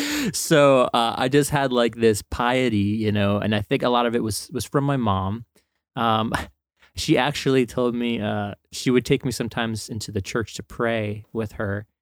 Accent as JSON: {"language": "English", "region": "northern New Jersey", "country": "United States", "tie": "born or raised there", "said": "grew up born and raised in New Jersey."}